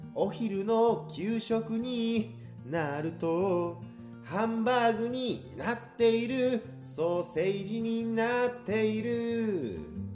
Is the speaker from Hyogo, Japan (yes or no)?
yes; Kobe, Hyogo, Japan; moved away as an adult; now in Tokyo, Japan; 生まれ育った町で僕が生まれた時にはもうあった市場